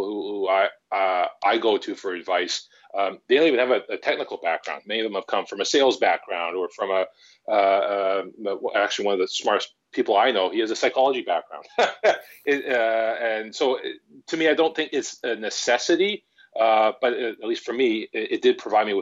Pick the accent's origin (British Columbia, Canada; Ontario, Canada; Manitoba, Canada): British Columbia, Canada; Vancouver; I've actually grown up, born and bred in Vancouver, British Columbia, Canada